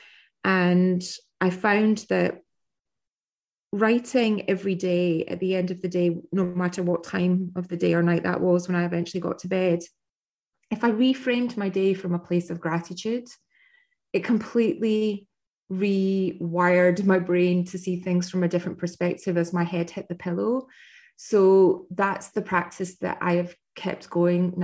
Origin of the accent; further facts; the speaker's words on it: Scotland, United Kingdom; now in United States; being Scottish and living in America